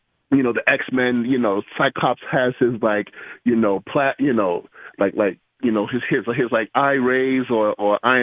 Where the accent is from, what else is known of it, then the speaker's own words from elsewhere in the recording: New York, United States; I'm a New Yorker